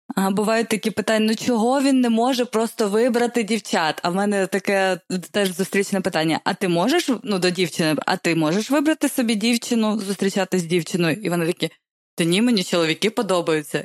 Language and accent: Ukrainian; Poltava, Poltava Oblast, Ukraine; я з Полтави взагалі